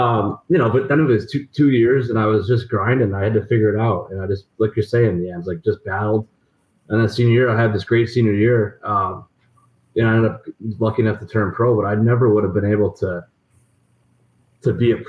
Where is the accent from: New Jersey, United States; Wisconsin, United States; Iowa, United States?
Iowa, United States; Des Moines; I remember at BC. I mean, I came in from Des Moines, had a pretty good year.